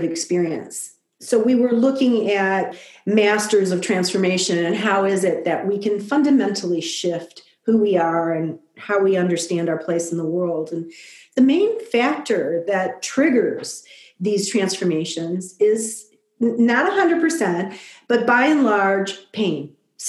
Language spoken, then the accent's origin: English; Detroit, Michigan, United States; I grew up in Detroit